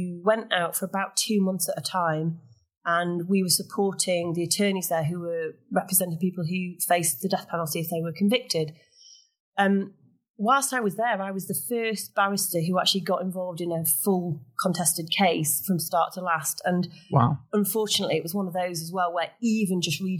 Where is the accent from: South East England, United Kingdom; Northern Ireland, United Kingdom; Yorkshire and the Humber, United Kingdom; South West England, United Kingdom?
Yorkshire and the Humber, United Kingdom; Sheffield; now in Leeds, United Kingdom; I'm actually from Sheffield originally, but it seemed like a natural return home to Yorkshire